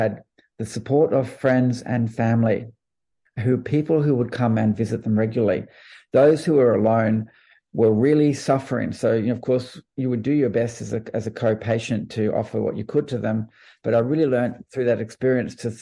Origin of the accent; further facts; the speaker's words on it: Australia; as an Australian